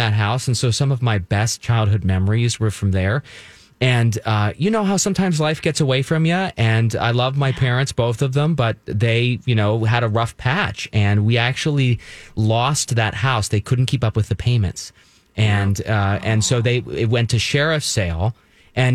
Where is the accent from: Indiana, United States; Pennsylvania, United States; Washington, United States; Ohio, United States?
Pennsylvania, United States; we moved a lot when I was young, my family growing up in South Central Pennsylvania